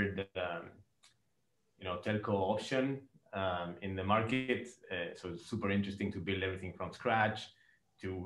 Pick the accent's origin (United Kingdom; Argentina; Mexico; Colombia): Argentina; moved away as an adult; now in Dubai, United Arab Emirates; I'm from Argentina.